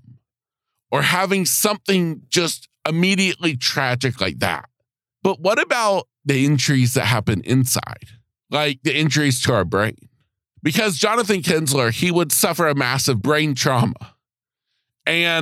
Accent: United States; right here in my hometown

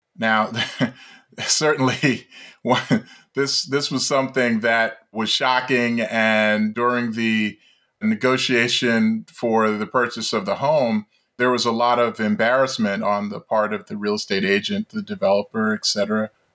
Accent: Baltimore, Maryland, United States; my experience growing up in Baltimore

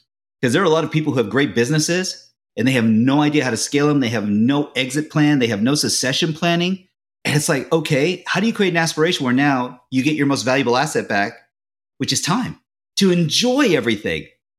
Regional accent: Japan; My father was in the Navy for 30 years. And so I'm from Japan originally. My mother's Japanese. My father's Irish.

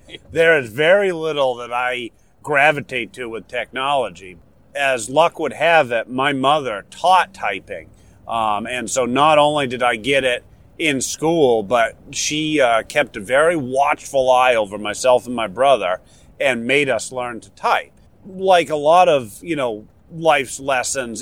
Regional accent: Warner, New Hampshire, United States; accent: New Hampshire local dialect; moved away; I'm from Warner. Um, Warner is uh, south central part of the state, uh, just uh, a little bit northwest of Concord even though I've lived elsewhere for a long time, Warner will always be home and where I'm from

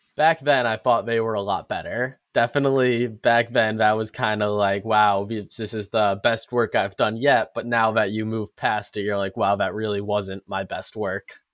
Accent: Connecticut, United States; I'm from Connecticut

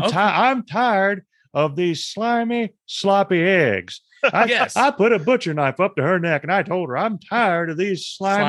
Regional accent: Proctorville, Ohio, United States; I'm from Proctorville, which is across the river from Huntington, West Virginia.

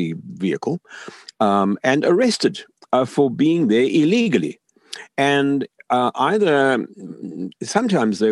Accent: South Africa; moved away as an adult; also born or lived in Zambia; now in Los Angeles, United States; I grew up in South Africa

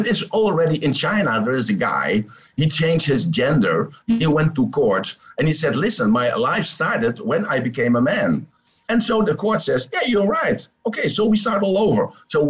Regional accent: Netherlands; now in Thailand; I'm from Holland, from the Netherlands, oh. but I'm living in Thailand with my babies.

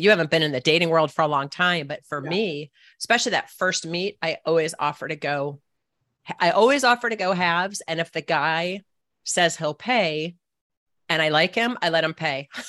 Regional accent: Annapolis, Maryland, United States; it's my hometown

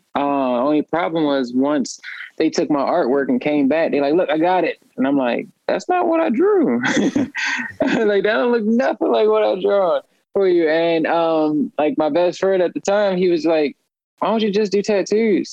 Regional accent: upstate New York, United States; now in Baltimore, United States; I'm originally from upstate New York. Um, I've been here in Maryland and Baltimore since '97

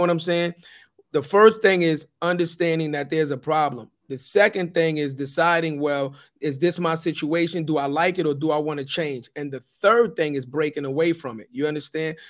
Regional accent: New York City, New York, United States; when I grew up, I'm from Forrest Projects.

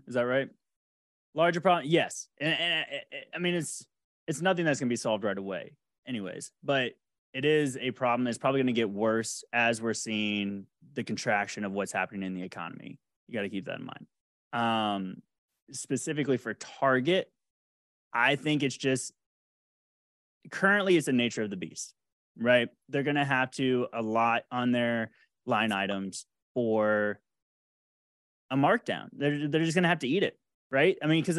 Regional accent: Jacksonville, Florida, United States; That was from my childhood growing up. 100. I grew up in Duval.

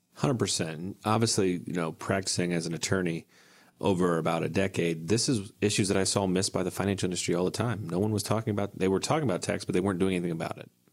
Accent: Ohio, United States; where I grew up in Ohio

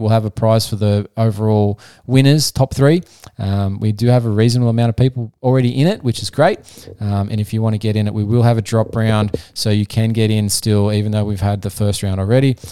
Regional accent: Australia; I'm not American, I'm Australian

